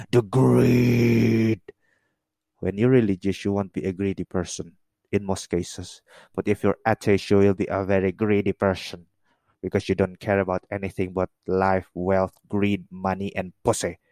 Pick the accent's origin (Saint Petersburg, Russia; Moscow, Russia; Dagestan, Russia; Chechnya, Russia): Chechnya, Russia; Caucasus; I'm from the Kafkas, okay? From the Chacha.